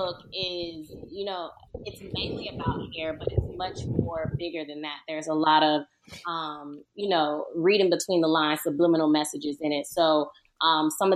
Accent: Miramar, Florida, United States; moved away as an adult; also born or lived in Palm Beach, Florida / Stuart, Florida; now in Los Angeles, United States; I'm born and raised in Florida

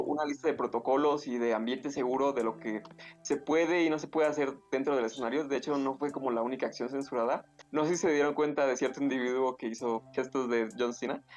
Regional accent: Mexico; nosotros como mexicanos

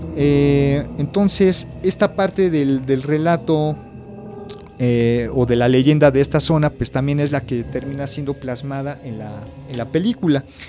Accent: Mexico; como mexicanos

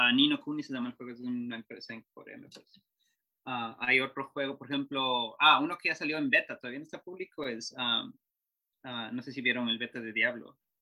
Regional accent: Ecuador; yo soy de Ecuador

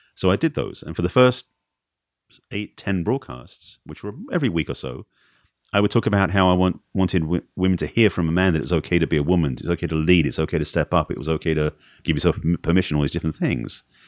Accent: Essex, East of England, United Kingdom; moved away; England originally.

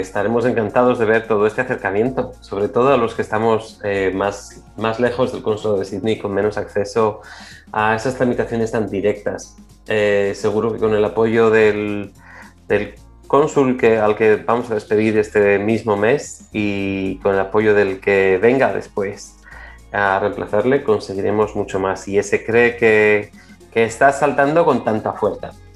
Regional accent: Spain; como buenos españoles

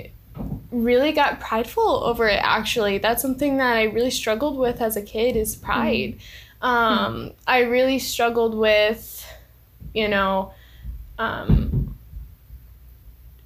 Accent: Colorado Springs, Colorado, United States; moved away; I'm originally from Colorado Springs, Colorado

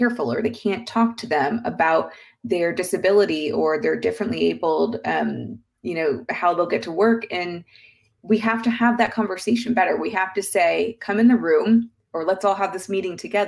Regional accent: the South, United States; I'm from the South

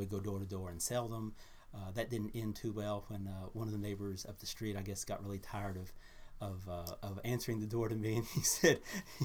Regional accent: Fort Worth, Texas, United States; I was born and raised in Fort Worth.

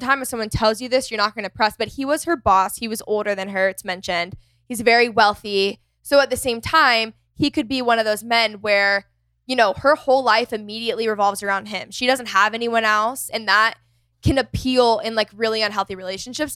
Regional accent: McKinney, Texas, United States; my hometown, McKinney

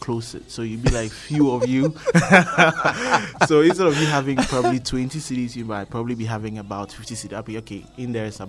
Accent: Medina, Greater Accra, Ghana; I grew up out in Medina.

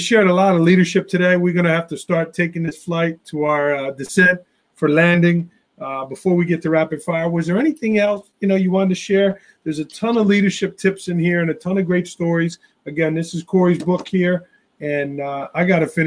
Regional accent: New York, United States; I'm a New Yorker

